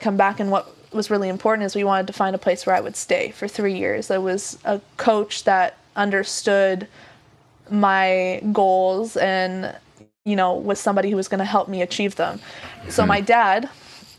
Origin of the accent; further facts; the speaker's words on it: Vancouver area, British Columbia, Canada; moved away as an adult; also born or lived in Prince George / Abbotsford / Coquitlam / Langley; I was born in Vancouver. Then for like the first couple years of elementary school, I was in Prince George. Then we came back. We were in Abbotsford for a while. And then we moved to Coquitlam